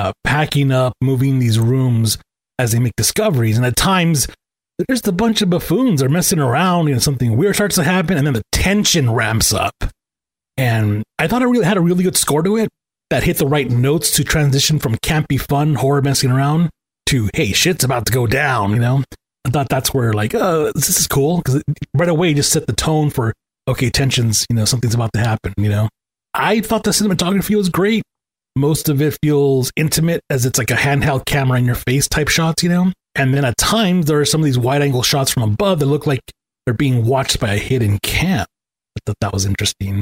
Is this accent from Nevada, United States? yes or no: no; Los Angeles, California, United States; I grew up in Angelina Heights area of Echo Park